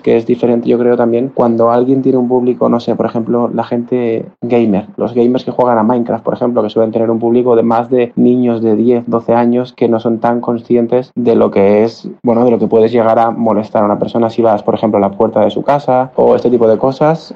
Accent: Barcelona, Catalonia, Spain; tengo 28 años, soy de Barcelona

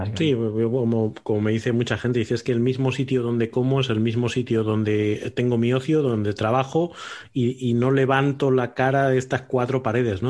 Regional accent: Salamanca, Castile and León, Spain; moved away as an adult; also born or lived in Bilbao / Madrid; now in Aranda de Duero, Spain; soy de Salamanca, dejé de vivir en Salamanca hace 25 años, pero ahora vivo en Aranda de Duero

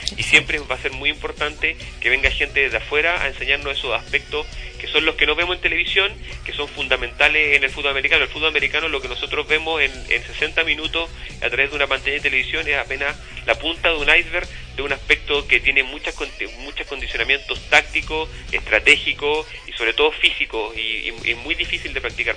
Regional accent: Chuquicamata, Antofagasta, Chile; also born or lived in Illinois, United States; yo me crié en Chuquicamata

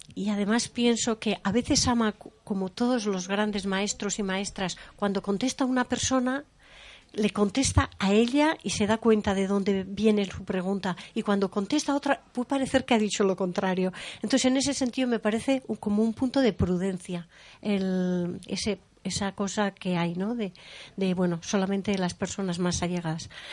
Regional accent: San Sebastián, Basque Country, Spain; yo soy de Donosti y estoy acostumbrada a la comida de Donosti

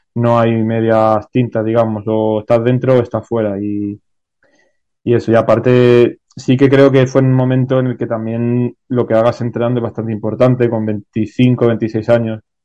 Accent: Málaga, Andalusia, Spain; yo soy de Málaga

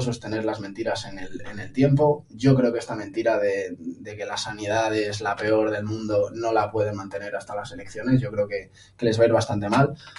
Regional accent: Las Rozas, Community of Madrid, Spain; also born or lived in United States; me afilié a unas generaciones en Las Rozas para estar en mi pueblo

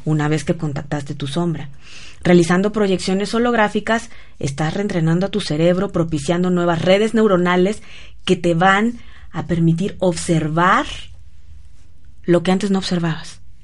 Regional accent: Querétaro, Mexico; moved away; allá en mi pueblo en Querétaro

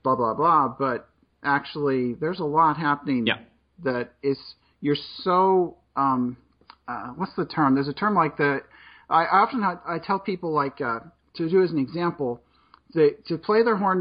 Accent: Kansas, United States; I'm from Kansas. I pronounce things funny sometimes

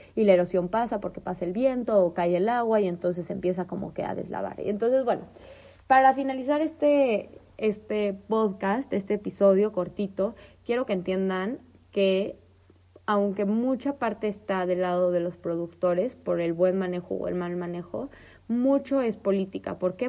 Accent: northern Mexico, Mexico; en el norte y en el centro de donde yo soy, eh, o sea, árido, árido

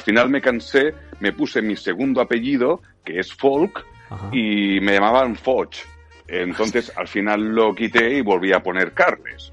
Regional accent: Catalonia, Spain; soy catalán

